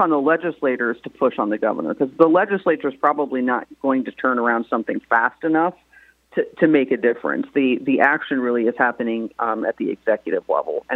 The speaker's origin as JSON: {"language": "English", "town": "St. Louis", "region": "Missouri", "country": "United States", "tie": "born or raised there", "lives_now": "Columbia, United States", "said": "my hometown of St. Louis"}